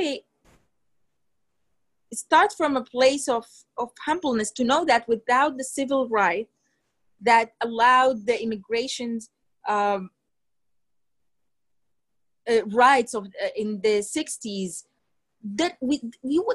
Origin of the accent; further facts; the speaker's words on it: Sudan; moved away; I'm from Sudan